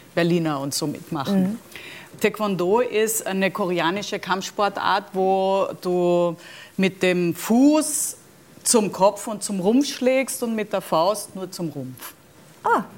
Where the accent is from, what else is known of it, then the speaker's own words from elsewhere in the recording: Austria; moved away; also born or lived in Germany; als Österreicherin konnte ich